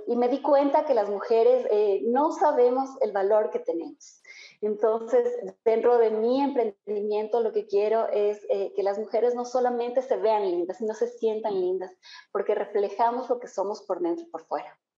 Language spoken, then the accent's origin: Spanish; Ambato, Tungurahua, Ecuador; now in Quito, Ecuador; yo soy ambateña. Yo nací en Ambato, eh, pero estoy radicada ya en Quito ya como 22 años.